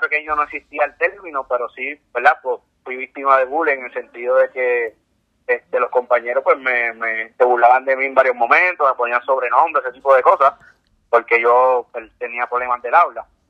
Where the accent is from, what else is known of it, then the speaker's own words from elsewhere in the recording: San Juan, Puerto Rico; yo me crié aquí en San Juan